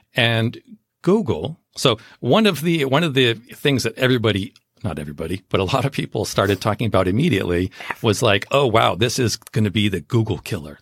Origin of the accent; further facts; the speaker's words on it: Southern California, United States; I grew up in Southern California.